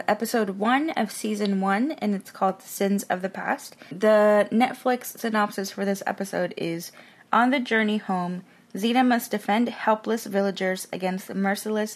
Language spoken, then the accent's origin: English; Mexico; moved away; I grew up in Mexico, so I remember seeing it dubbed on TV